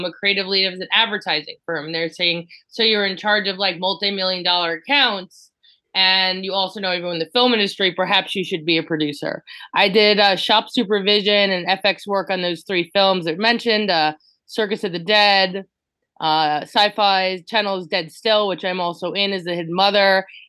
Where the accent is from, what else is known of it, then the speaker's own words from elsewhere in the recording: New Jersey, United States; Also, because I am from New Jersey, Jen is from New Jersey.